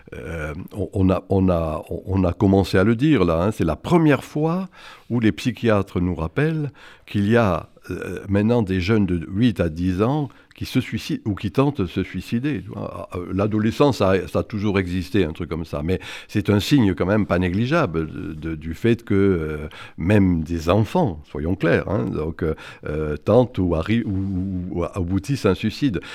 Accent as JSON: {"language": "French", "area": "the South", "region": "southern France", "country": "France", "moved": "yes", "lives_now": "Paris, France", "said": "je suis du Sud et que j'aime le cassoulet"}